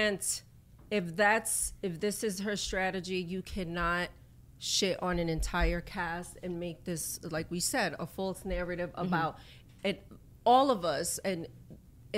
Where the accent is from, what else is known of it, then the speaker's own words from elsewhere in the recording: New York City, New York, United States; also born or lived in Brooklyn; I was born in Brooklyn. I was raised in the Bronx